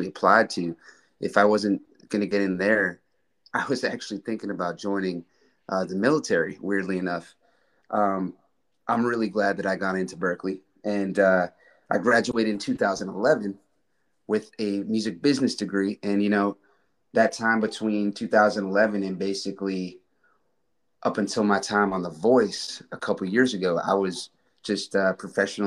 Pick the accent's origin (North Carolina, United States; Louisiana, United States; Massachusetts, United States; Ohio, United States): Massachusetts, United States; Grafton; now in Austin, United States; I grew up in Grafton, not far from there.